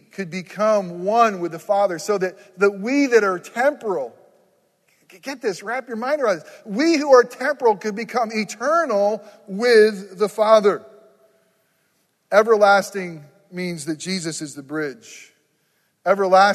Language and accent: English; New York, United States; moved away; I grew up in New York, nowhere near the city